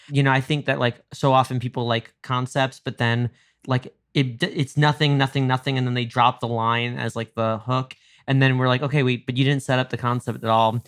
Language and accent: English; suburban New York, United States; now in Los Angeles, United States; I grew up in suburban New York